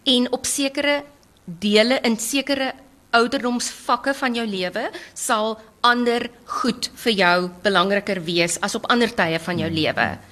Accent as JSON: {"language": "Afrikaans", "country": "South Africa"}